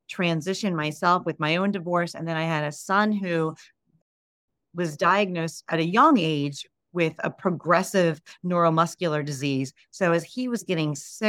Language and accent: English; United States; I'm Italian as well, but, you know, obviously raised in America